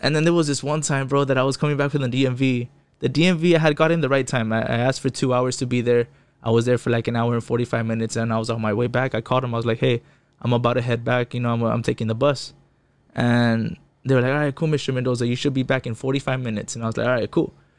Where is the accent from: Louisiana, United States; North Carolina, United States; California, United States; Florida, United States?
California, United States; Fontana; first language Spanish; English is a second language; also born or lived in West Covina, California; I was born in West Covina, L A County, but I, I grew up in the I E, you know, in an empire